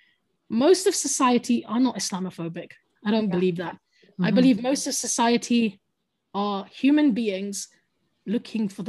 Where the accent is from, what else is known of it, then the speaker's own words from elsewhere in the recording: London, United Kingdom; first language English; I'm a Londoner, and I was born in London and brought up in London.